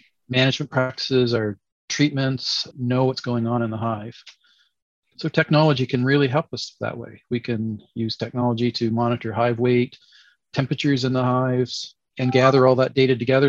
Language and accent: English; Canada; also born or lived in Nova Scotia, Canada / Montreal, Quebec, Canada; I grew up in Canada, basically grew up surrounded by orchards and agriculture, and did my degrees in Nova Scotia and Quebec, Montreal specifically